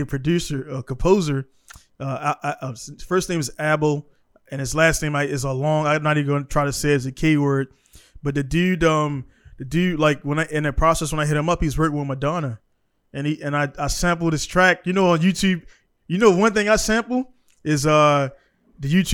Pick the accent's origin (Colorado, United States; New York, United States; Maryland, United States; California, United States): Maryland, United States; Baltimore; I grew up in Baltimore